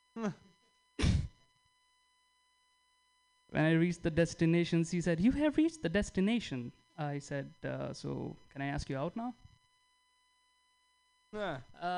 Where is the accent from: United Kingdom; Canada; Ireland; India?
India; moved away as an adult; now in United States; I'm from India